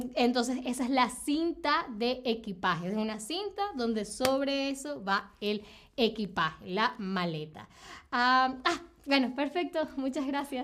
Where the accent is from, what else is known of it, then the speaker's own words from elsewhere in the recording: Venezuela; yo soy de Venezuela